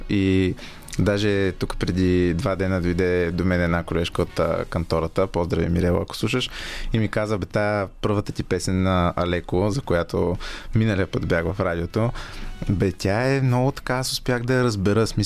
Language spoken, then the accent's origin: Bulgarian; Sofia, Sofia City, Bulgaria; also born or lived in Razsadnika-Konyovitsa, Sofia / Mladost, Sofia; и съм отраснал в обща купа